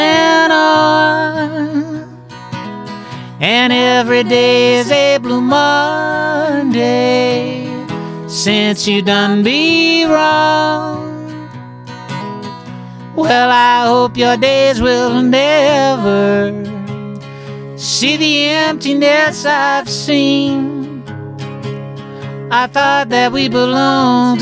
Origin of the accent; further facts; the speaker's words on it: England, United Kingdom; moved away as an adult; I am from England, and I've been through many, visa things